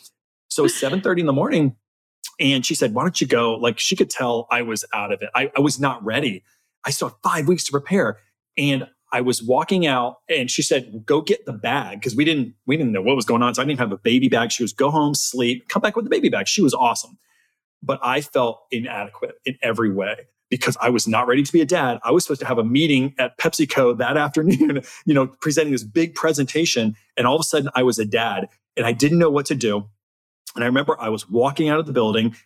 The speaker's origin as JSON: {"language": "English", "region": "South Florida", "country": "United States", "also_born_or_lived": "Texas", "moved": "as an adult", "said": "I came from South Florida. I didn't come from agriculture at all"}